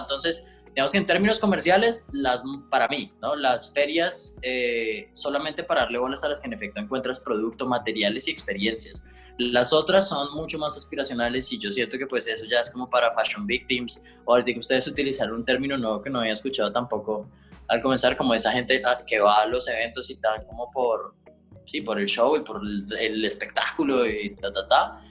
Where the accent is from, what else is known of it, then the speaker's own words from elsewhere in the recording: Colombia; como colombianos